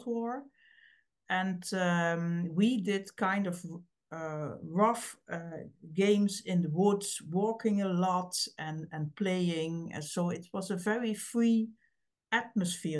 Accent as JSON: {"language": "English", "town": "Heerlen", "region": "Limburg", "country": "Netherlands", "tie": "born or raised there", "second_language": "English", "said": "And I was born in Heerlen, and it's an old mining town. So when I grew up, the mines closed"}